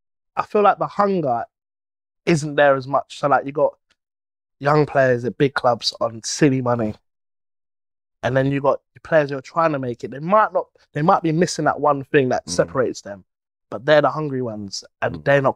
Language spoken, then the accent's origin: English; London, United Kingdom; Remember, I'm from South London.